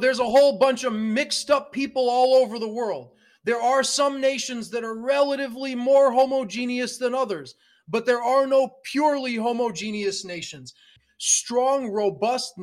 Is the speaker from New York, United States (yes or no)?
yes; New York City, New York, United States; moved away as an adult; also born or lived in India / California; now in Canada; I was born in India, I grew up in New York City, and then I lived for 17 years in California, and I feel like a Californian